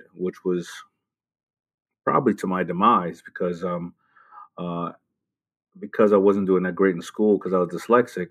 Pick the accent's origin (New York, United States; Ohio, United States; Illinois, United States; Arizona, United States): New York, United States; New York City; also born or lived in Brooklyn, New York; I was born in Brooklyn and moved to Queens.